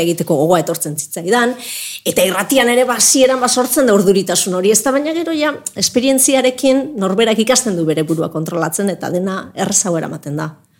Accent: Zumaia, Basque Country, Spain; futbol talde bat zegoelako nire herrian, zumaian

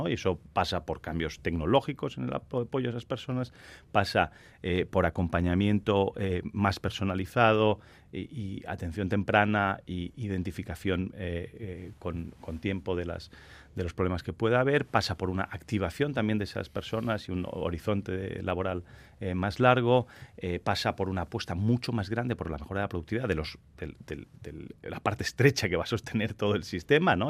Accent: Catalonia, Spain; yo soy catalán

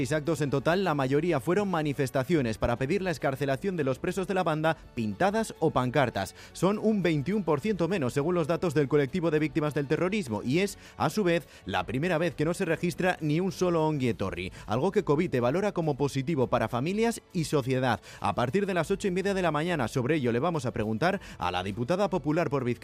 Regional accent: Brazil; Yo soy de Brasil, no sé lo, lo que...

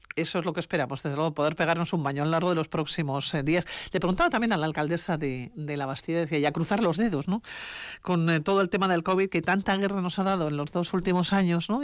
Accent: Basque Country, Spain; somos muchos los vascos

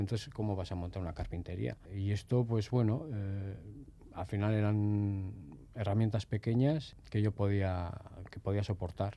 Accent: Durango, Basque Country, Spain; also born or lived in Barcelona; con un año y medio, dos años, creo que ya estábamos por Durangaldea.

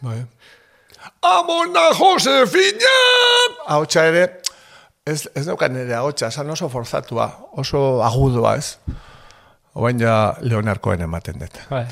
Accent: Lasarte-Oria, Basque Country, Spain; born or raised there; also born or lived in Hernani

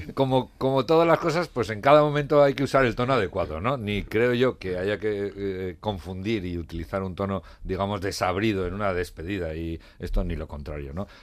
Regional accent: Navarre, Spain; como Navarro

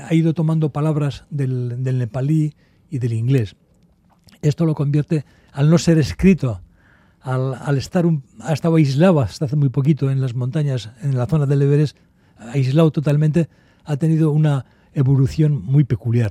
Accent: Basque Country, Spain; yo soy vasco

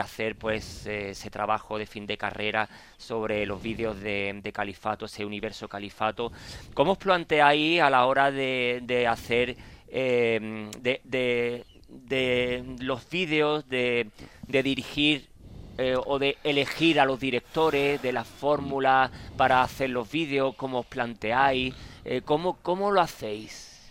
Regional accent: Cádiz, Andalusia, Spain; soy de Cádiz

